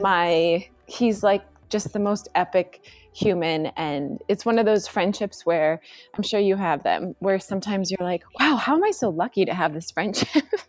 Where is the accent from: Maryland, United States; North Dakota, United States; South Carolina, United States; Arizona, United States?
North Dakota, United States; moved away as an adult; also born or lived in Washington, D.C. / Los Angeles; I grew up in North Dakota